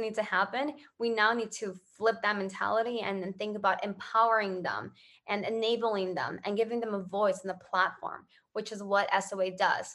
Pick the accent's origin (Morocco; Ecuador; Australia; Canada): Ecuador; I grew up in Ecuador.